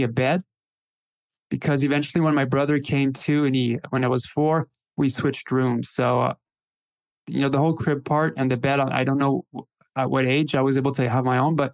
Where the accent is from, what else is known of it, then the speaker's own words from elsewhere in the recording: Northern Ontario, Canada; I was born in 75 and in Northern Ontario, Canada